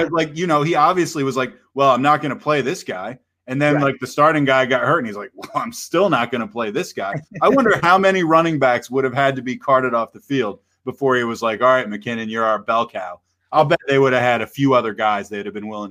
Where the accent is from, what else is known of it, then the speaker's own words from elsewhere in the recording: Eastern Shore of Virginia, United States; I'm from the Eastern Shore of Virginia